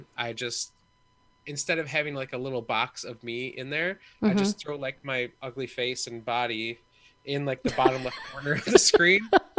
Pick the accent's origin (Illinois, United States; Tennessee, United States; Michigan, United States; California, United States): Michigan, United States; They know I'm from Michigan